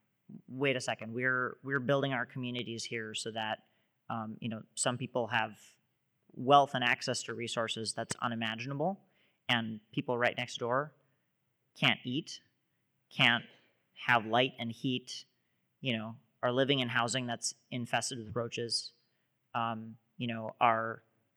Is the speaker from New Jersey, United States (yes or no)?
yes; Jersey City, New Jersey, United States; So I grew up in Jersey City, New Jersey. This is right across the river from Manhattan.